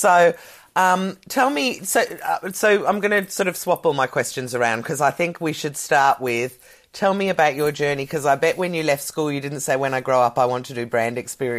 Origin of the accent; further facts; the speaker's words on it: Australia; moved away as an adult; also born or lived in London; as an Australian or a Kiwi